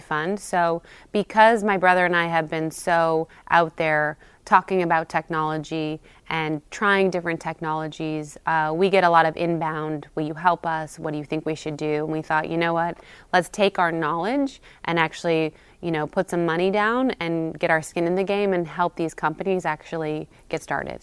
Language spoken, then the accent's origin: English; California, United States; now in New York, United States; I'm from California.